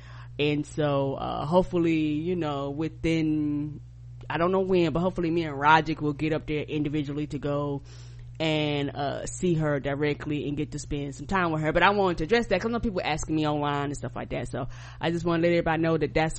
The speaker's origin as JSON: {"language": "English", "town": "Albany", "region": "New York", "country": "United States", "tie": "born there", "said": "because I was born in Albany, New York, and so when I was born"}